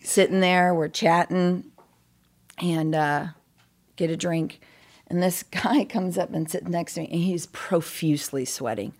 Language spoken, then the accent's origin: English; Cool, California, United States; I'm uh, born and raised California